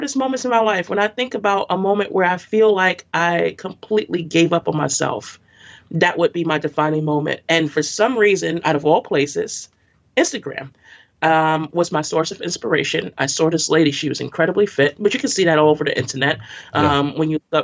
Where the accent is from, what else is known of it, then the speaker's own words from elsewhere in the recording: New York City, New York, United States; I grew up in Brooklyn all of my life, and I'm a Bed-Stuy, East New York, and Crown Heights girl